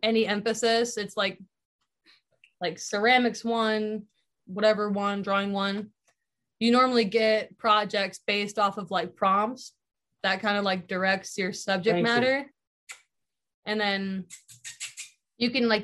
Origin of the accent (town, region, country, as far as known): Iowa, United States; born or raised there